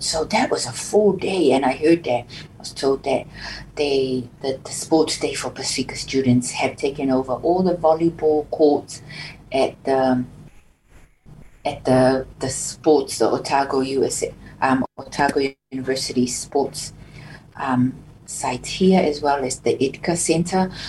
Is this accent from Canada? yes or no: no; Samoa; now in Dunedin, New Zealand; growing up in Samoa, and you're always proud as a proud Samoan growing up